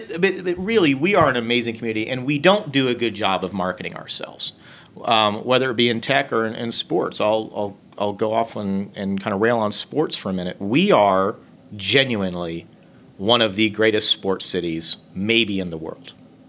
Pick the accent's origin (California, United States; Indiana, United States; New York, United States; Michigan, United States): Indiana, United States; I have been a lifelong Hoosier. I've lived in Indianapolis almost 20 years.